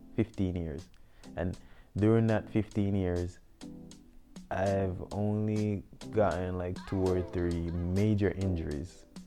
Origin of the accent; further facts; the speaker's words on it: Westmoreland, Jamaica; also born or lived in St. Mary, Jamaica; I'm a Jamaican native. Um, I was born in the rural parish of St. Mary, and at a young age, um, my mom moved to the west end of Jamaica, so um, Westmoreland. Um, I grew up in Westmoreland.